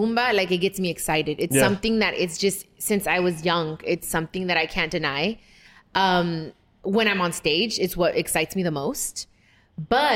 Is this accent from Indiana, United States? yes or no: no; Long Beach, California, United States; I come from Long Beach.